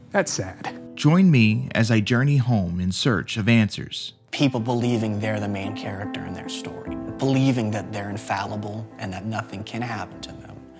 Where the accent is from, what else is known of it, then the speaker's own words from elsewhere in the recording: San Angelo, Texas, United States; my hometown of San Angelo, Texas